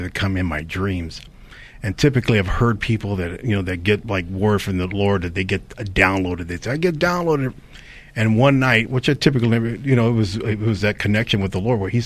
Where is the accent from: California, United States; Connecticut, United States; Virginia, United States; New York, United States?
California, United States; Daly City; I grew up in Daly City, so this film here, when I wrote it, was around my hometown of Daly City